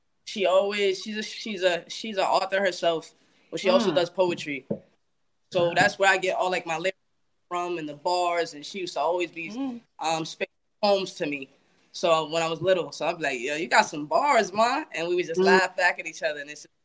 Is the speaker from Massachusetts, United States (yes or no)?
yes; Boston, Massachusetts, United States; also born or lived in Dorchester, Boston / Mattapan, Boston; Rosendale's my heart. Grew up there